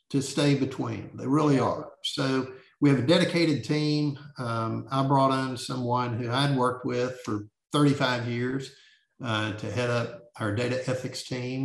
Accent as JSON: {"language": "English", "town": "Bentonville", "region": "Arkansas", "country": "United States", "tie": "born or raised there", "said": "when I was growing up in Bentonville"}